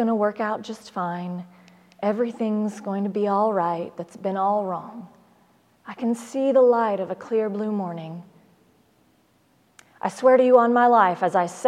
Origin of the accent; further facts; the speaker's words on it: Oklahoma, United States; Like many Oklahomans, I was raised on the Baptist hymnal and country music